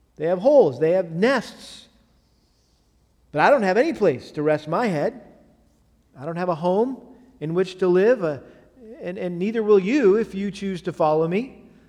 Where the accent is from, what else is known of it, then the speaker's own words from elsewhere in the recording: Massachusetts, United States; moved away; where I grew up in Massachusetts